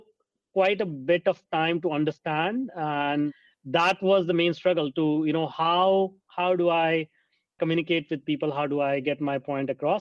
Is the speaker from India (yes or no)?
yes; India; I grew up in India, and a small town